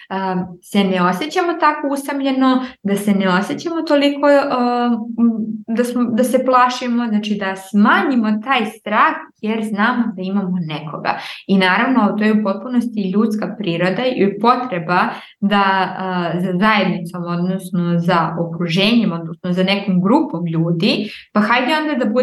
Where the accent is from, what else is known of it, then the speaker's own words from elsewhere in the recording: Niš, Southern and Eastern Serbia, Serbia; kada sam došla iz Niša u Aleksandrovac, ja sam isto bila ja ne pripadam ovde, znači ovi sada drugačije pričaju i ja hoću moje drugare iz Niša